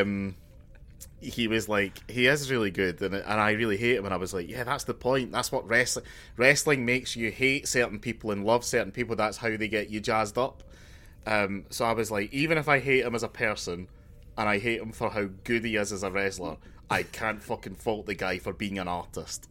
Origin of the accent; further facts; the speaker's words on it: Glasgow, Scotland, United Kingdom; I'm from Glasgow